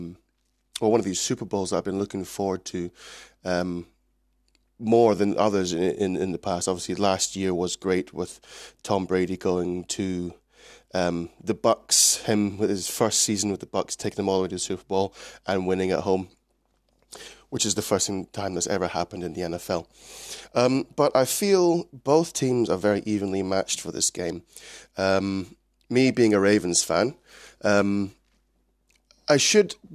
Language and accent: English; Scotland, United Kingdom; also born or lived in Clinton, Maryland, United States / Edinburgh; I was originally born in the States, but I've grown up in Scotland, currently living in Edinburgh